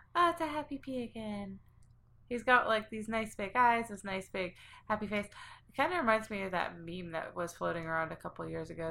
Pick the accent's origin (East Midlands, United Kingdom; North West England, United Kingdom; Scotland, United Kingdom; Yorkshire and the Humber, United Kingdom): Scotland, United Kingdom; I'm from Scotland